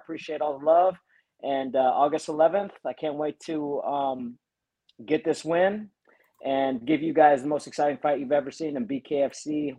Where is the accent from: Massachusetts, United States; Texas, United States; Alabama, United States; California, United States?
Texas, United States; Amarillo; also born or lived in Lubbock, Texas; now in Florida, United States; I grew up in Amarillo and then I lived in Lubbock for a while.